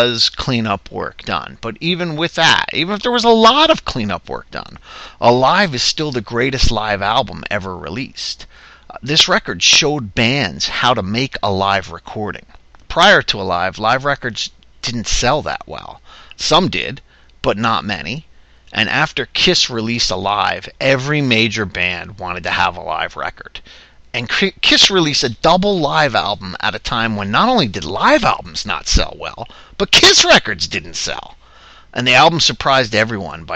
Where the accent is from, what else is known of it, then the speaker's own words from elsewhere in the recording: New Jersey, United States; my home state, New Jersey.